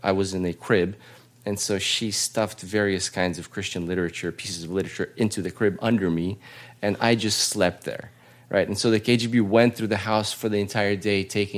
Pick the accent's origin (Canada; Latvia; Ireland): Latvia; also born or lived in Russia; now in United States; I was born in Latvia